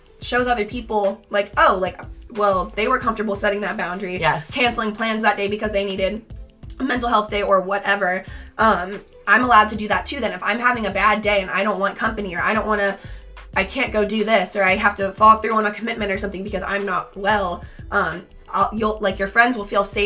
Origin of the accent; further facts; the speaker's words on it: Midwest, United States; I grew up in the Midwest, Catholic